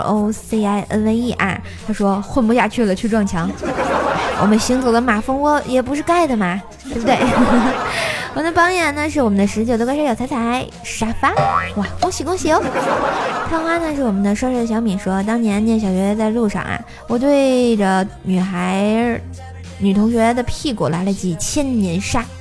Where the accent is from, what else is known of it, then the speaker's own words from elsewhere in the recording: Tianjin, China; 我们天津人要崛起